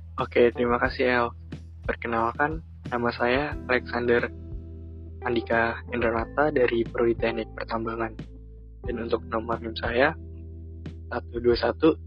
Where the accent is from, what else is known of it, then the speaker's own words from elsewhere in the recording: Jakarta, Indonesia; moved away as an adult; now in Lampung, Indonesia; saya sendiri berasal dari Jakarta